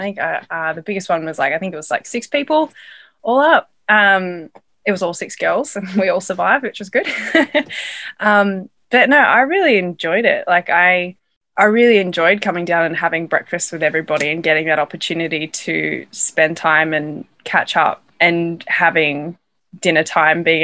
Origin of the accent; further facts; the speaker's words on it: Australia; accent: Australian; moved away as an adult; I'm from Australia.